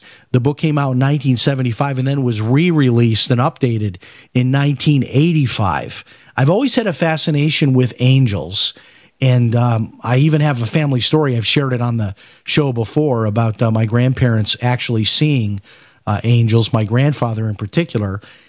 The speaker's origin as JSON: {"language": "English", "town": "Chicago", "region": "Illinois", "country": "United States", "tie": "born or raised there", "said": "My grandfather, who I grew up in Chicago, my grandfather was a huge Billy Graham fan."}